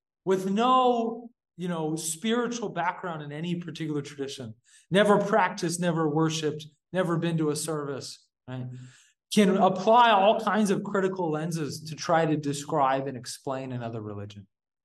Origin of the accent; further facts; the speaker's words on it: Yuba City, California, United States; moved away as an adult; also born or lived in Utah; now in India; I grew up in Yuba City, California